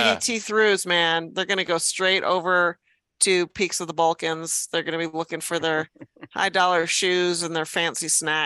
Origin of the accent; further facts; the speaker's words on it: Midwest, United States; I'm from the Midwest